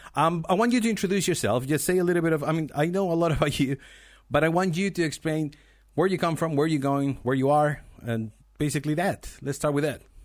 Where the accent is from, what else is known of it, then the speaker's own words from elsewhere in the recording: Chile; I'm from Chile